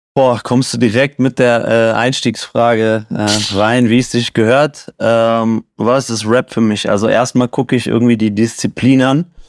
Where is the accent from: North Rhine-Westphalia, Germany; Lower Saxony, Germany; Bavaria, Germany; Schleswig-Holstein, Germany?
North Rhine-Westphalia, Germany; Siegen; now in Cologne, Germany; ich bin in Siegen groß geworden